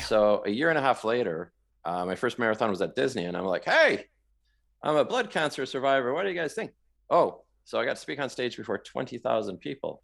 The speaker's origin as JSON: {"language": "English", "town": "Vancouver", "region": "British Columbia", "country": "Canada", "tie": "born or raised there", "also_born_or_lived": "Toronto, Ontario / London, Ontario", "moved": "as an adult", "lives_now": "Moncton, Canada", "said": "I am from Western Canada. I grew up in the Vancouver area."}